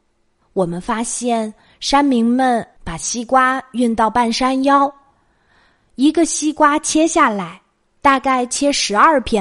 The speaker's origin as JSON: {"language": "Chinese", "region": "Jiangsu", "country": "China", "said": "我们江苏这边的人习惯用硬币"}